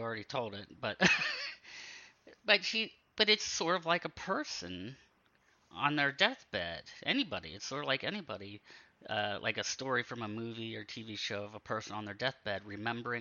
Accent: Pennsylvania, United States; I grew up in Pennsylvania and in a real rural area

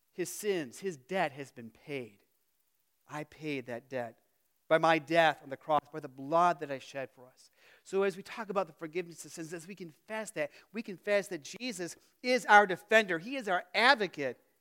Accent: Phoenix, Arizona, United States; moved away; growing up in Phoenix

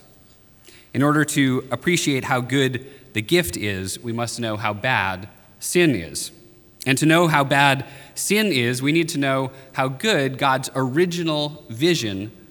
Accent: Maine, United States; moved away; I'm from the North. I'm from Maine

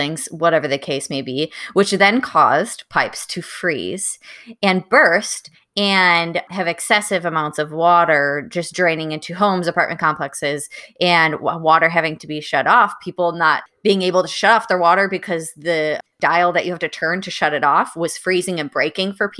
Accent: Wisconsin, United States; moved away as an adult; now in Austin, United States; I'm from Wisconsin

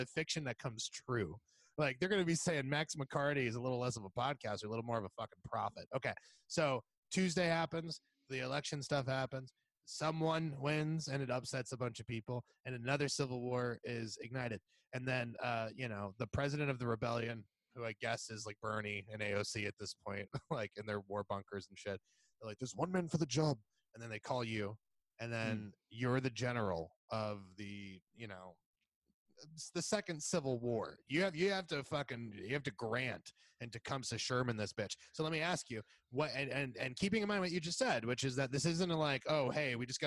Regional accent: Puerto Rico; now in Los Angeles, United States; I'm from Puerto Rico

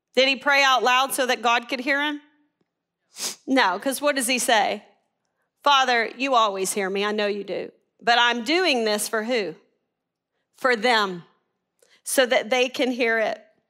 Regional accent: Arkansas, United States; we're from Arkansas

